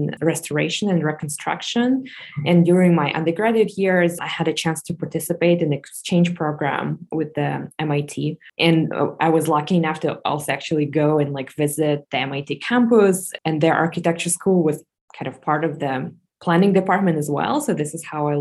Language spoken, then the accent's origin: English; Moscow, Russia; moved away as an adult; I was born and raised in Moscow, Russia